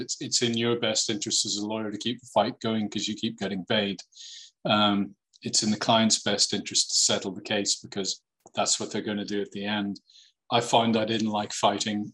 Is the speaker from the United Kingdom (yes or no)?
yes; Northern Ireland, United Kingdom; I grew up in Northern Ireland